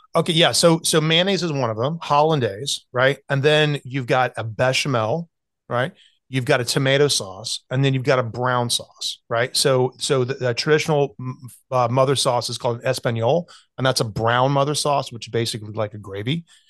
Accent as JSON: {"language": "English", "town": "Greenville", "region": "South Carolina", "country": "United States", "tie": "born or raised there", "moved": "yes", "said": "growing up in South Carolina"}